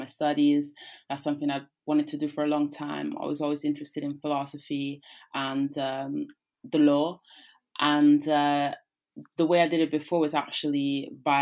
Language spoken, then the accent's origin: English; Rome, Lazio, Italy; first language Italian; English is a second language; moved away; I grew up in Rome, which is the city that encloses the city of the Vatican State